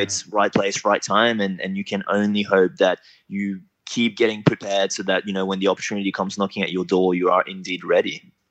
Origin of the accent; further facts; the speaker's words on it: New Caledonia; moved away as an adult; now in Australia; originally I'm from New Caledonia, so that's like a small little French island in the Pacific between Australia and New Zealand. So I grew up there up until I was about 18